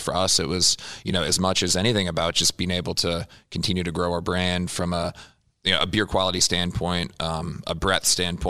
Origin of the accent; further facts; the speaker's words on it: Chapel Hill, North Carolina, United States; also born or lived in Durham, United States / Charlotte, United States; I grew up in Chapel Hill, went to college at Duke and loved Durham.